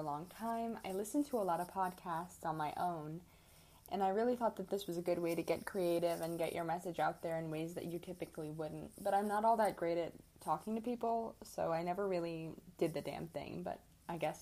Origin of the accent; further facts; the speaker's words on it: Midwest, United States; moved away as an adult; now in Arizona, United States; I am from the Midwest